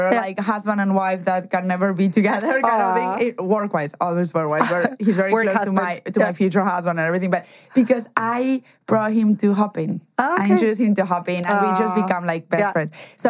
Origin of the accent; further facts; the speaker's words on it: Germany; English is a second language; also born or lived in Spain; Obviously, we said that I was from Spain, but also I cannot escape my accent and or my name. But what most people don't know is I was actually raised in Germany.